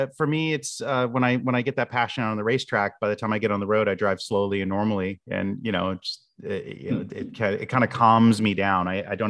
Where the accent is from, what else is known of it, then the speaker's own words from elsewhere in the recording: Boca Raton, Florida, United States; and I grew up in Boca Raton, Florida, where IBM had their headquarters and or not their campus where they were building the PCs originally and things like that.